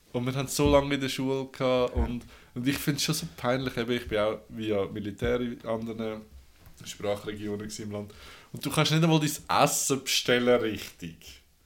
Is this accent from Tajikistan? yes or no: no; Switzerland; I'm from Switzerland